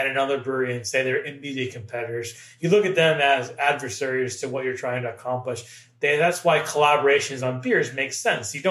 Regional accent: Massachusetts, United States; I grew up in the Massachusetts area

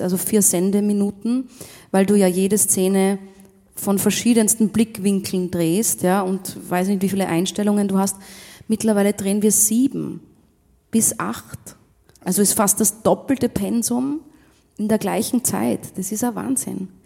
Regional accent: Rum, Tyrol, Austria; Aus Rum. Aus Rum in Tirol, ja, das heißt echt so. Bin ich geboren in Rum

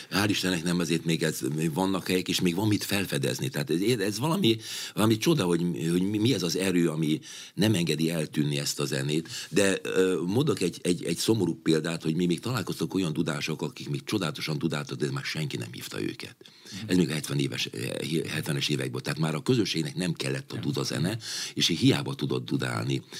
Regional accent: Hungary; Magyarországról jövök

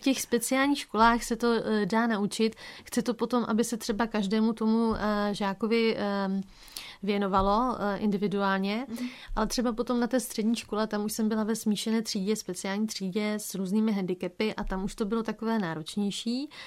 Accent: Bouzov, Olomouc Region, Czechia; also born or lived in Havířov; my jsme se přestěhovali tehdy z Havířova na Litovelsko, uh, konkrétně na Bouzovsko

